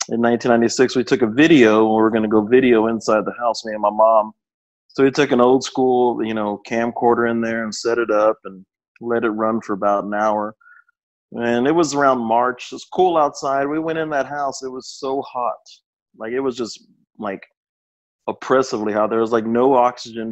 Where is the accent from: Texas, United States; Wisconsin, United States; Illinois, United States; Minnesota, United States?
Texas, United States; Austin; I was born in Austin and grew up. The house I grew up in was next door to my grandparents' house.